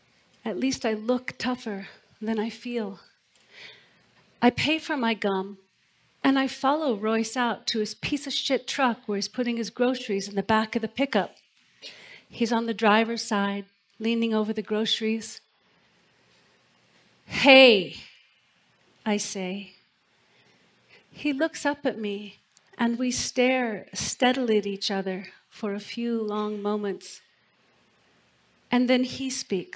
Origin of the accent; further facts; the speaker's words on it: Port Hadlock, Washington, United States; moved away; I've come back to my hometown to attend my granddad's funeral. I'm driving through the tiny town of my childhood, Port Hadlock